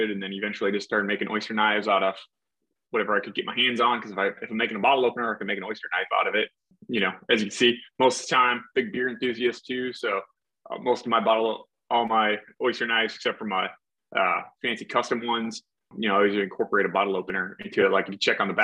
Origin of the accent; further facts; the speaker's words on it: Detroit, Michigan, United States; moved away as an adult; also born or lived in Maine / Virginia / North Carolina; Originally from right outside Detroit area, so born and bred Michigan there